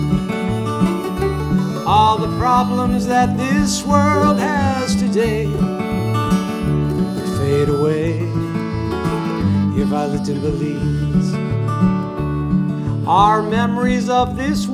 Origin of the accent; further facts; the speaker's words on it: Chicago, Illinois, United States; I'm from Chicago